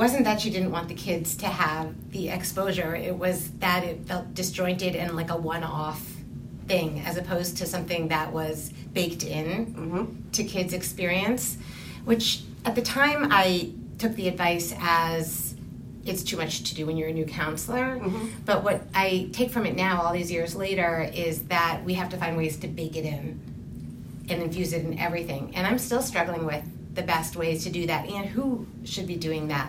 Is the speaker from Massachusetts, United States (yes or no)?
yes; Massachusetts, United States; I grew up in Massachusetts